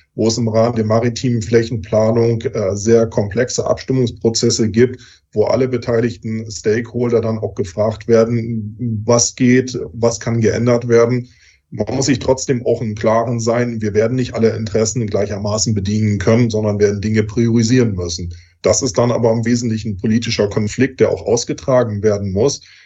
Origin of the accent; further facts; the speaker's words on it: Germany; Bei uns in Deutschland